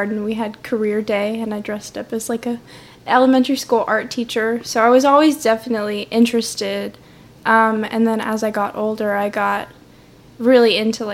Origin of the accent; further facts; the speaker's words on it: Nashville, Tennessee, United States; moved away as an adult; also born or lived in Texas; now in Starkville, United States; I was born in Texas. I grew up in Nashville, Tennessee.